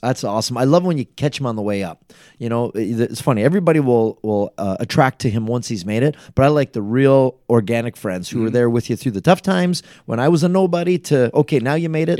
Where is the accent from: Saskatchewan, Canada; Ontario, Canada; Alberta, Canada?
Ontario, Canada; Niagara Falls; born and raised right here in Niagara Falls